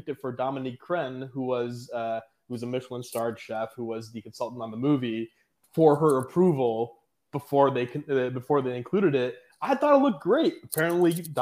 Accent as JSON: {"language": "English", "country": "Pakistan", "said": "I'm Pakistani, South Asian"}